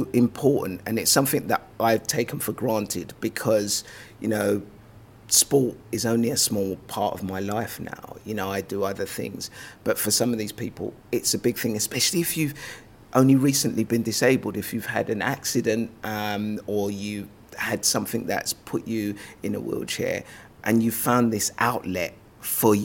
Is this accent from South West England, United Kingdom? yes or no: no; London, United Kingdom; also born or lived in Lagos, Nigeria; I was born in Lagos, Nigeria.